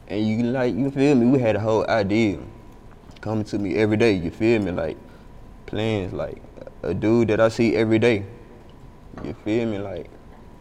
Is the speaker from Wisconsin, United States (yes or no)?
no; Chattanooga, Tennessee, United States; moved away as an adult; now in Atlanta, United States; I'm from Chattanooga